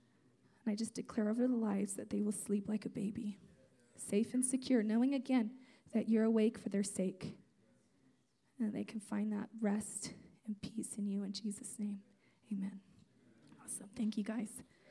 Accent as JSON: {"language": "English", "region": "California", "country": "United States", "tie": "born or raised there", "also_born_or_lived": "Azores, Portugal", "said": "So I'm from Portugal, the islands. There's 9 islands off the coast of Portugal called the Azores Islands. I was born on one of those islands. And my parents came to California when I was just a month and a half"}